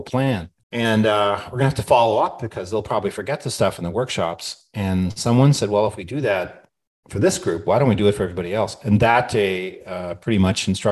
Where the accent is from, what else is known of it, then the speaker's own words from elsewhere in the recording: Canada; I grew up in Canada. I'm a Canadian citizen.